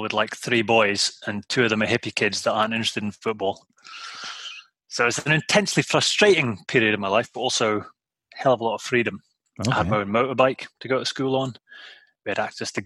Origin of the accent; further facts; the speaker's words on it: Shetland Islands, Scotland, United Kingdom; I was born and brought up in the Shetland Islands, a little island